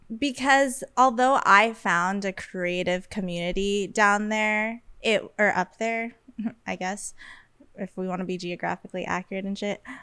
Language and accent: English; Las Vegas, Nevada, United States; moved away as an adult; now in Los Angeles, United States; I b- was born and raised in Las Vegas, and I have been living in LA consistently since 2020.